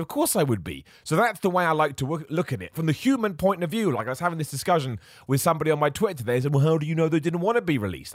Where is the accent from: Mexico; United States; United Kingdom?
United Kingdom; England; I'm from England